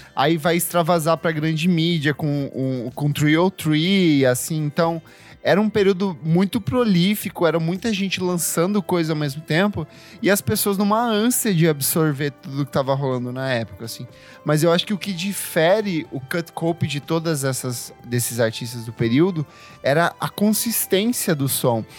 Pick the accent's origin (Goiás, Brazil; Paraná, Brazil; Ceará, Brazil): Paraná, Brazil; interior of; eu sou do interior do, do, do Paraná